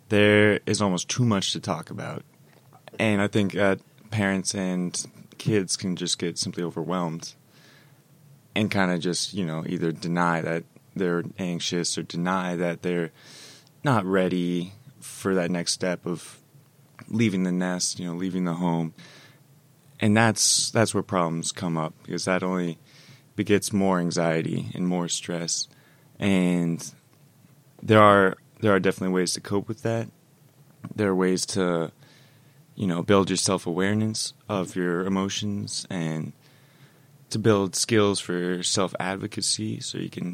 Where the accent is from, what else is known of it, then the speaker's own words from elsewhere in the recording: East Coast, United States; also born or lived in Denver, Colorado; I was born in Denver, Colorado, and moved to the East Coast when I was 4.